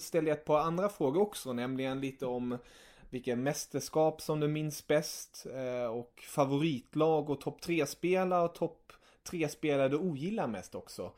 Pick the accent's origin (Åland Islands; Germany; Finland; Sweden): Germany; jag är tysk